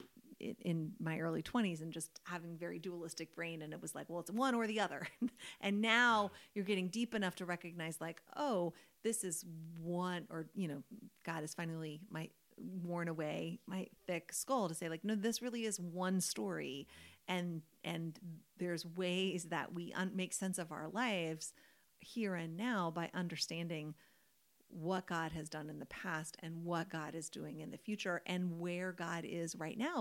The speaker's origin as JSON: {"language": "English", "country": "United States", "said": "we are American."}